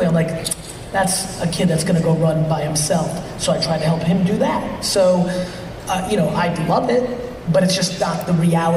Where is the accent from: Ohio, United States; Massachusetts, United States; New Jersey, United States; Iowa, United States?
New Jersey, United States; also born or lived in Soviet Union; I was born in the Soviet Union, very immigrant upbringing, 8 family members in a studio apartment, rugged stuff. My dad got a job as a liquor in a liquor store, eventually saved all his money, bought a small store in New Jersey